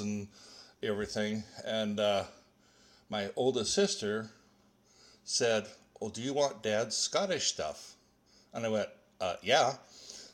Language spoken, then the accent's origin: English; Glendale, Arizona, United States; I grew up in a suburb of Phoenix, Arizona, called Glendale